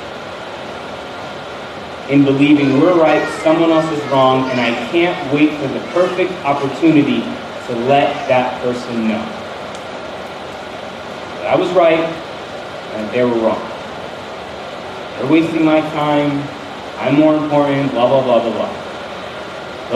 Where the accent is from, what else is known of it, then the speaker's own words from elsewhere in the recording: northern New Jersey, United States; I'm from New Jersey, like not the South, but like in the North. So we're kind of close to Manhattan